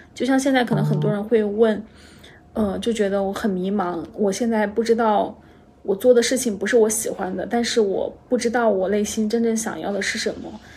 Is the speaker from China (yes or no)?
yes; China; 我们中国人可能从小就接受